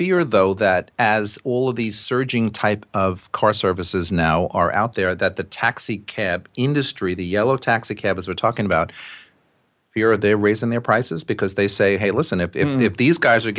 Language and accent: English; New York City, New York, United States; I'm a New Yorker